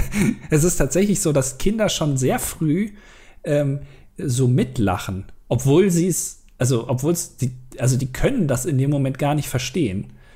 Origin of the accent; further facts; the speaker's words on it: Germany; als Deutscher